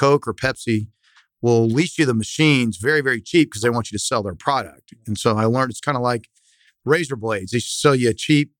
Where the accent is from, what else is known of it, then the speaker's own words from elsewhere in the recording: Dallas, Texas, United States; I'm from Dallas. I grew up in Highland Park, went to Highland Park High School